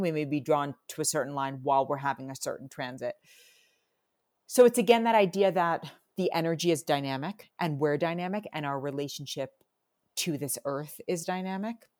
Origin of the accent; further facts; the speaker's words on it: New York City, New York, United States; also born or lived in New Zealand; now in Tennessee, United States; I grew up in Manhattan, which I loved.